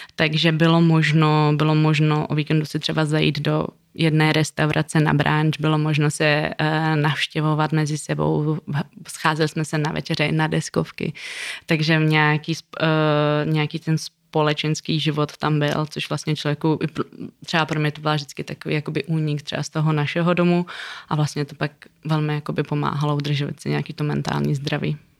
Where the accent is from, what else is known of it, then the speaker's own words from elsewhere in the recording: Czechia; also born or lived in Kabul, Afghanistan; jsme z Československa